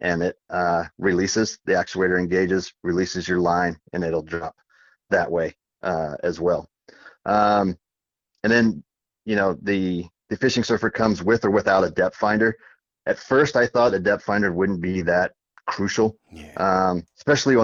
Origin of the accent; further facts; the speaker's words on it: Virginia, United States; moved away; From my days growing up in Virginia, we did a lot of flounder fishing up there